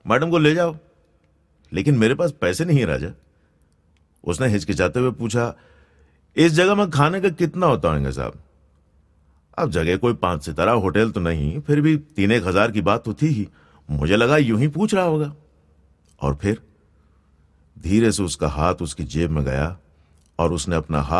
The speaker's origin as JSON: {"language": "Hindi", "region": "Gujarat", "country": "India", "first_language": "Gujarati", "second_language": "Hindi", "said": "और गुजराती में यानी मेरी भाषा में जाने वाले के लिए भी आखिरी शब्द होता है"}